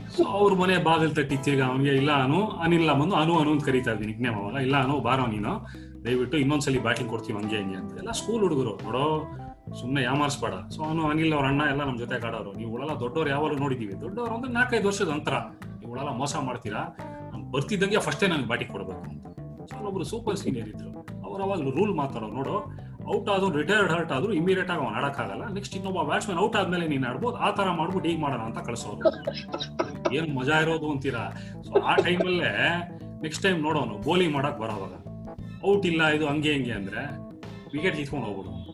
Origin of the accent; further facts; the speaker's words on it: Bengaluru, Karnataka, India; ನಾವು ಯಡಿಯೂರಲ್ಲಿ ಇಪ್ಪತ್ನಾಲ್ಕ ರಸ್ತೆಯಲ್ಲಿ ಇದ್ದಾಗ